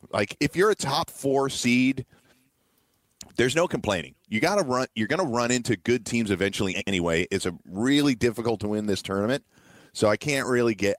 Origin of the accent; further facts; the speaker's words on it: New York City, New York, United States; I grew up in New York City